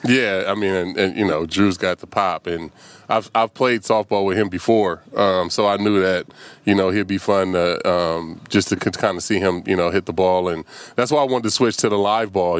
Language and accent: English; Vallejo, California, United States; moved away; my hometown